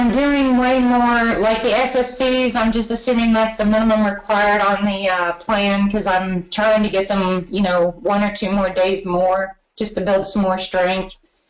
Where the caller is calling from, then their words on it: Cincinnati, Ohio, United States; I am in Cincinnati, so neighbor to Northern Kentucky, and I too am going to do the Derby Festival in Louisville on the 29th.